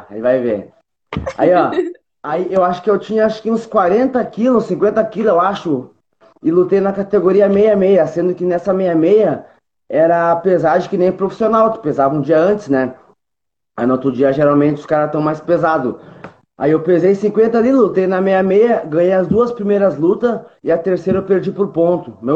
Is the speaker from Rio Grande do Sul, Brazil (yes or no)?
yes; Porto Alegre, Rio Grande do Sul, Brazil; Tenho 24 anos, sou natural de Porto Alegre